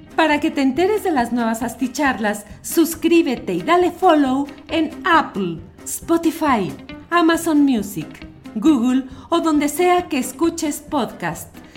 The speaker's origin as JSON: {"language": "Spanish", "country": "Mexico", "said": "como mexicanos"}